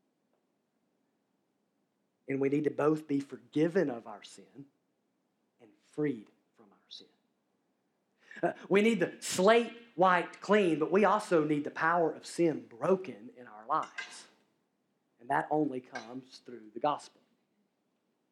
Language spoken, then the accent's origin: English; Alabama, United States; I'm from Alabama